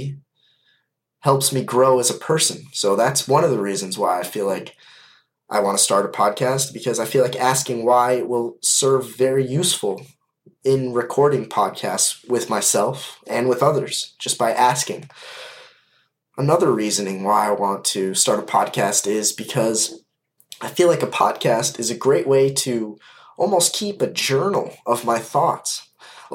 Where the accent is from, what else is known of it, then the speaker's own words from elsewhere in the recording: Kalamazoo, Michigan, United States; I am from Kalamazoo, Michigan, and I am 20 years old